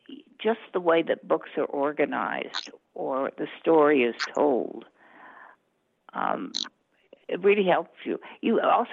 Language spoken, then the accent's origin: English; Colorado, United States; also born or lived in Southern United States; I'm Western. I was born in the South, but I moved here when I was 6.